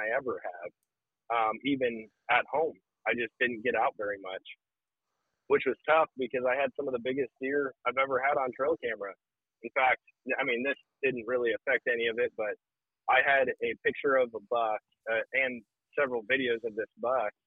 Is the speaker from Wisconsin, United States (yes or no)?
yes; Wisconsin, United States; moved away; growing up in Wisconsin